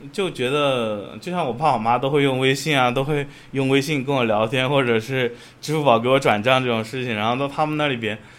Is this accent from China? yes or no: yes; China; moved away as an adult; also born or lived in Russia; 像我们中国人